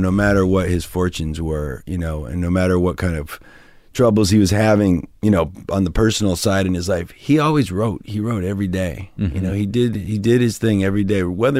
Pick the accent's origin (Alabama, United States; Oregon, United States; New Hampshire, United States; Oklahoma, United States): New Hampshire, United States; moved away as an adult; also born or lived in Ohio / Boston; I grew up in New Hampshire.